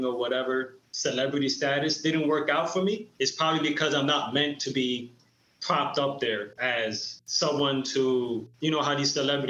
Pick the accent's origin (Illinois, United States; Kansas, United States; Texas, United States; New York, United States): New York, United States; Sleepy Hollow; I am from Westchester County, Sleepy Hollow